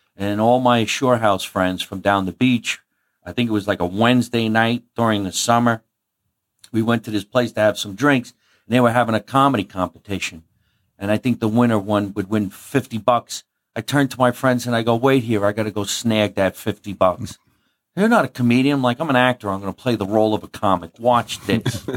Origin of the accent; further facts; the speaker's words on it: Jersey City, New Jersey, United States; also born or lived in Scotch Plains, New Jersey; grew up in New Jersey. I was born in Jersey City